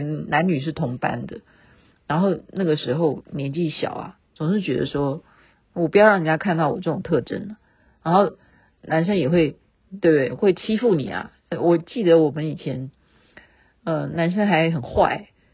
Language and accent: Chinese; Taiwan; 我们台湾人比较怕染疫